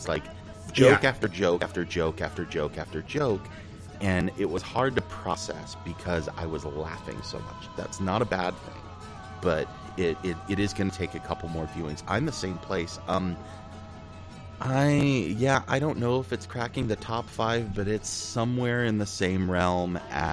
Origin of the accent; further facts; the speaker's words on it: Texas, United States; my home state of Texas